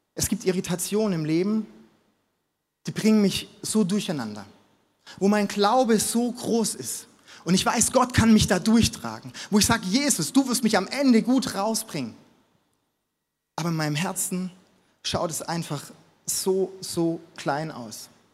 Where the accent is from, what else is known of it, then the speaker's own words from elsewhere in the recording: Stuttgart, Baden-Württemberg, Germany; moved away as an adult; now in Munich, Germany; ich komme aus Stuttgart